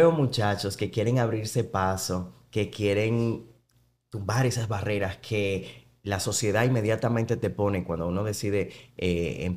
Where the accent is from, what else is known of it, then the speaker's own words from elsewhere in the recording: Conuco, Hermanas Mirabal, Dominican Republic; yo en realidad soy de Conuco o sea mi familia eh, por parte de mi pa